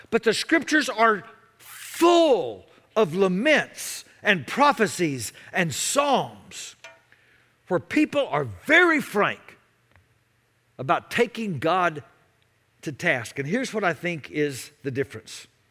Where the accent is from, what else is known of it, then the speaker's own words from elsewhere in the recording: Dallas, Texas, United States; I grew up in Dallas back before there was a Major League Baseball team in the Metroplex.